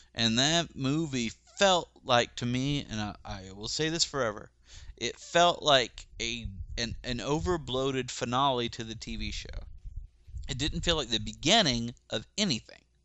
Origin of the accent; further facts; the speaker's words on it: Rome, Georgia, United States; moved away; my hometown of Rome, Georgia